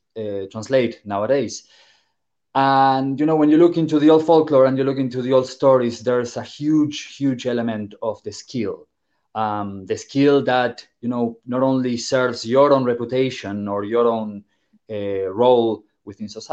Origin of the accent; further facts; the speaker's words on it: Argentina; now in Ireland; did not grow up in Ireland. I am originally from Argentina